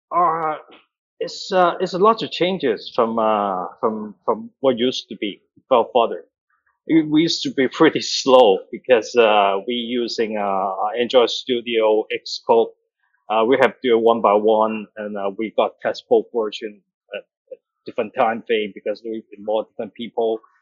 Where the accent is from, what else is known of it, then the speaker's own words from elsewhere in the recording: Canada; now in Hong Kong; I grew up in Canada, uh, Calgary, Hamilton, so it's in Alberta.